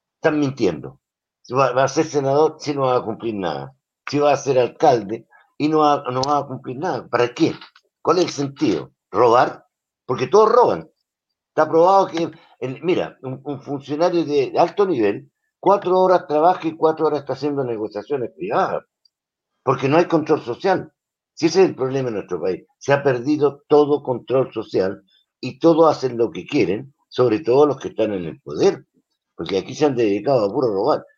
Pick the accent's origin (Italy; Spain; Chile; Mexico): Chile